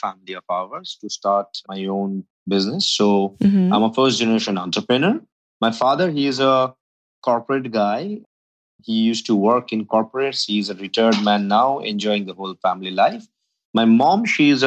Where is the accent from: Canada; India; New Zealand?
India; I grew up completely in India, full-fledged Indian, homegrown man.